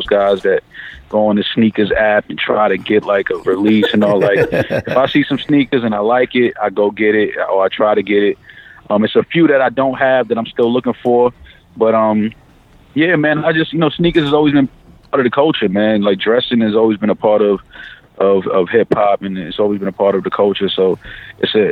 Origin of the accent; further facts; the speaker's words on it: New York City, New York, United States; growing up in New York